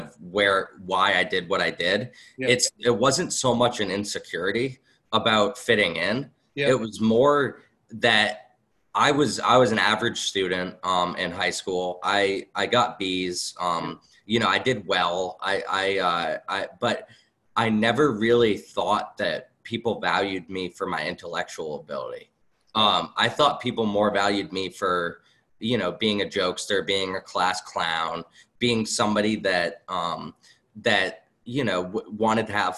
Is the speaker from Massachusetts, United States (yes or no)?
yes; Acton, Massachusetts, United States; also born or lived in Boxborough, Massachusetts; I grew up in Acton, Boxborough, went to Acton, Boxborough